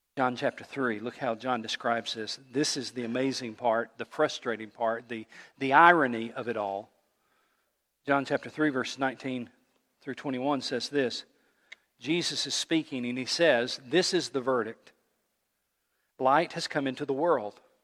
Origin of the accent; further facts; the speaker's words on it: East Tennessee, United States; I grew up in East Tennessee